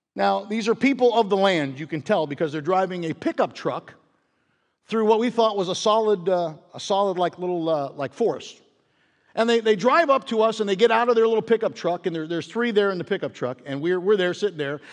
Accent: Pittsburgh, Pennsylvania, United States; growing up in Pittsburgh

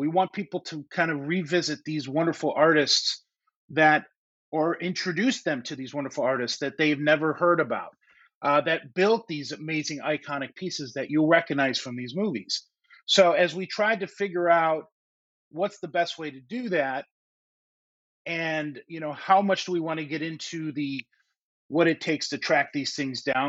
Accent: Chicago, Illinois, United States; I grew up in the Chicago area

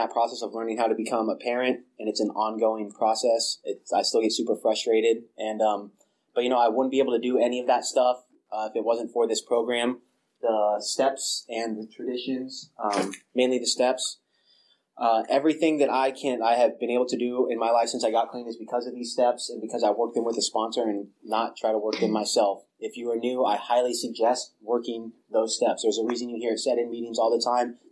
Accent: small town north of San Luis Obispo, California, United States; moved away as an adult; now in Bay Area, United States; moved back up from San Luis Obispo to my hometown

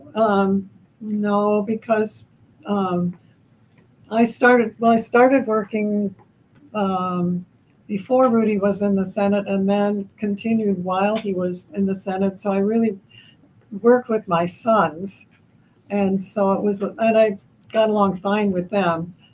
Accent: the New York area, United States; moved away as an adult; also born or lived in Switzerland; now in Minnesota, United States; I actually was born in Switzerland and grew up in uh, the, in the New York area.

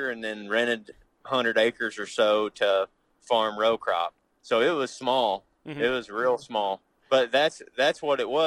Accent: Paris, Missouri, United States; I'm from Northeast Missouri. I grew up in a little town called Paris. Okay. Uh, with about 900 people in it. I graduated high school with 38

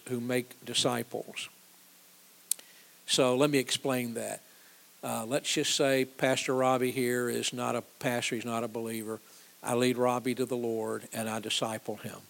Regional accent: Georgia, United States; when I grew up in Georgia as a kid

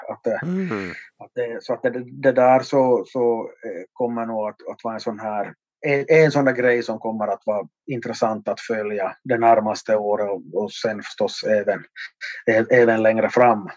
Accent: Vaasa, Ostrobothnia, Finland; min hemort här i Vasa

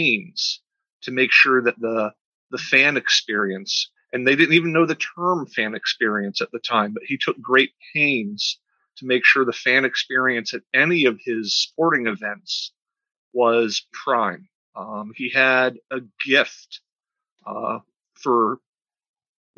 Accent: Tampa, Florida, United States; moved away as an adult; I grew up in the Tampa Bay area in the 70s and 80s and into the early 90s

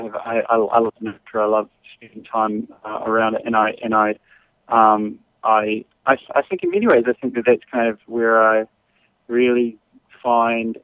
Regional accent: New Zealand; now in Texas, United States; I grew up in New Zealand, and I grew up right on the ocean, and it's funny having, I'm living in Texas now

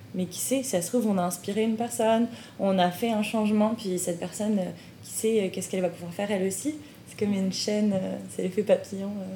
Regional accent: France; moved away as an adult; now in Montreal, Canada; en tant que famille immigrante, bah on, est Des, on, est on est française

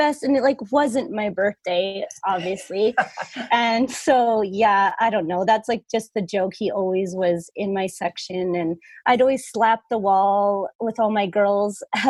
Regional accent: Vernon, British Columbia, Canada; Yeah. Yeah. Born and raised

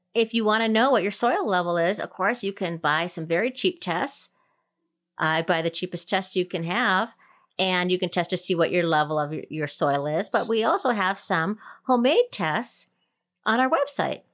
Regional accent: Minnesota, United States; now in Colorado, United States; growing up in Minnesota, which is, you know, zone three, four, five-ish.

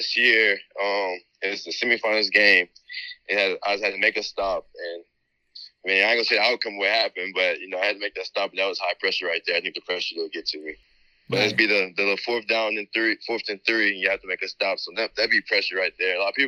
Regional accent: Baton Rouge, Louisiana, United States; now in Arizona, United States; I'm from Baton Rouge, Louisiana

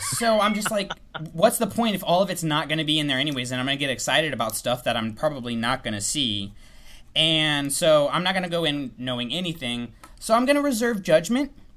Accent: Tallahassee, Florida, United States; I grew up in Tallahassee, so it's Florida State

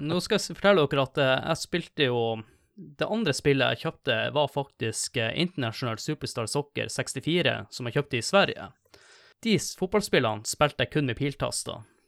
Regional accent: Tromsø, Troms, Norway; moved away as an adult; hjemme i Tromsø når jeg studerte

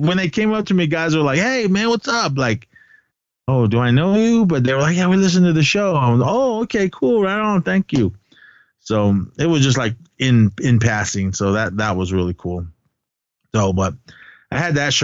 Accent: Bay Area, California, United States; Some gals that I grew up with in the Bay Area

